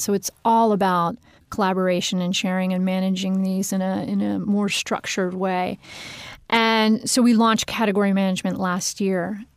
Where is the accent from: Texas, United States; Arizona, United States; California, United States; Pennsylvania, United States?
Pennsylvania, United States; moved away; also born or lived in Washington, D.C. / Harrisburg; Pennsylvania is my home state. So it's fun going back. I've been in D C for a long time